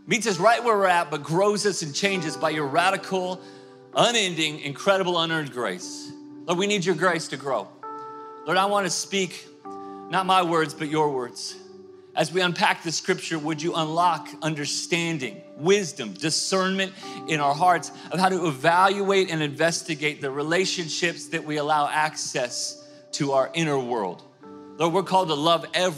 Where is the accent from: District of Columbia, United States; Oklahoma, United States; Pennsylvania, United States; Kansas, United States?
Oklahoma, United States; Tulsa; moved away; I grew up in Tulsa, Oklahoma